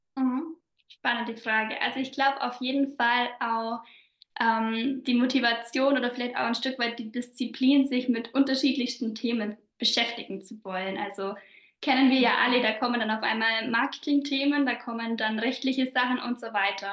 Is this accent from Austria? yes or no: no; southern Bavaria, Germany; accent: Bavarian dialect; komme aus Südbayern, was man bestimmt auch so ein bisschen an meinem Dialekt hört